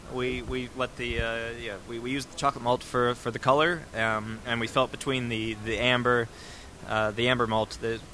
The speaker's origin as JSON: {"language": "English", "country": "United States", "moved": "yes", "lives_now": "Australia"}